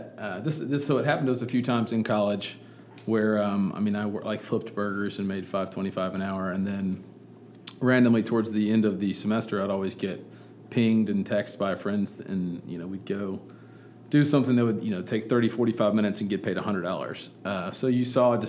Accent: Birmingham, Alabama, United States; I'm from Birmingham

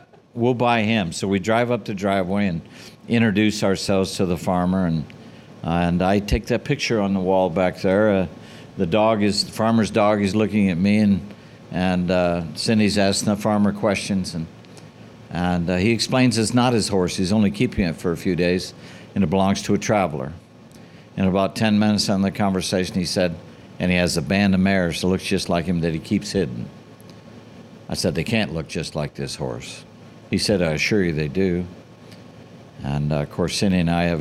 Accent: England, United Kingdom; moved away; Being an English girl

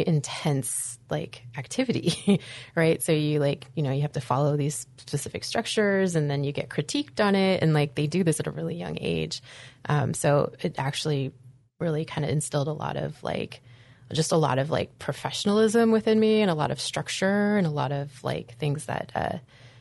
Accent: Anchorage, Alaska, United States; also born or lived in Green Bay, Wisconsin; I grew up here in Anchorage, Alaska. I was born in Green Bay, Wisconsin, and I was essentially transplanted, as I like to joke, to Anchorage with my adopted family

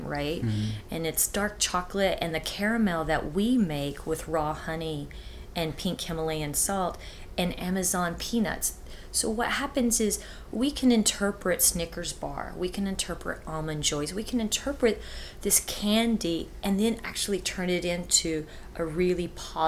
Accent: Texas, United States; moved away; also born or lived in New York / Hawaii / Los Angeles; born and raised in Texas

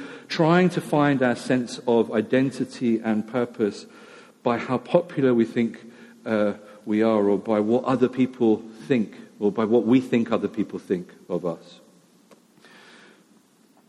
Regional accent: United Kingdom; we're British

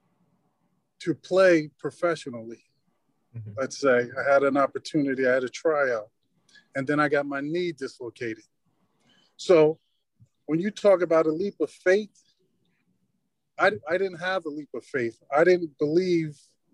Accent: Long Branch, New Jersey, United States; I grew up in Long Branch

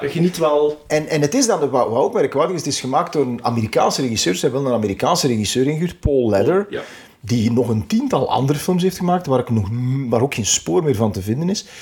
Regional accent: Temse, Flanders, Belgium; mijn geboortedorp, Temse.

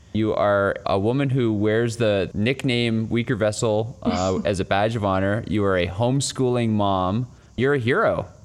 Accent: Canada; as a Canadian

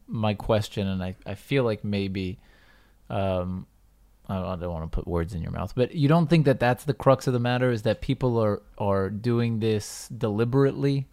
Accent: United States; moved away; I grew up in the Uni-, U S

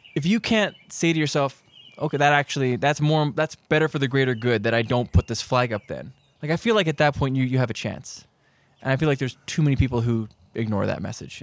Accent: Prince Rupert, British Columbia, Canada; I grew up in Prince Rupert

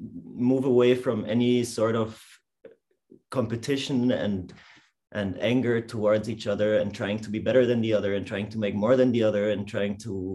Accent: Munich, Bavaria, Germany; moved away as an adult; now in Prague, Czech Republic; I'm from Munich. I came here to Prague 1 year ago, or a little bit more than a year.

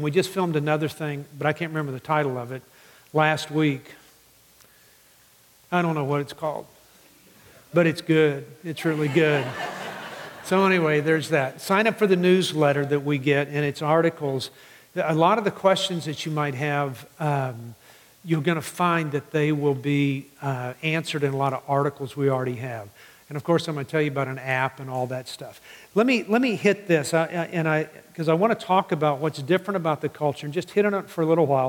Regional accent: Midland, Texas, United States; I grew up in West Texas and in Midland.

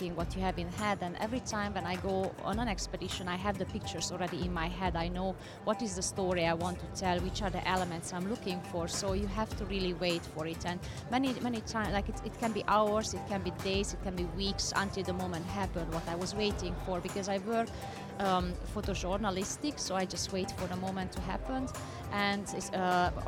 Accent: Hungary; moved away as an adult; also born or lived in New York; I was born in Hungary, and being a girl, I was born behind the Iron Curtain that time

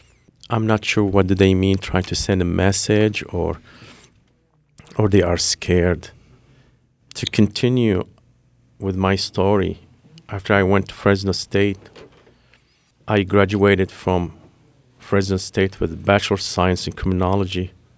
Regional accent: Lebanon; Well, growing up in Lebanon, living the Civil War, making sure you are the right place because you don't want to be at the wrong place.

